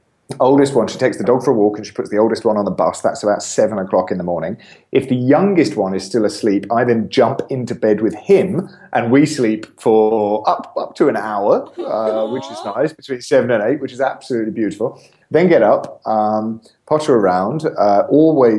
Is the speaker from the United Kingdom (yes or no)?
yes; England, United Kingdom; I'm an Englishman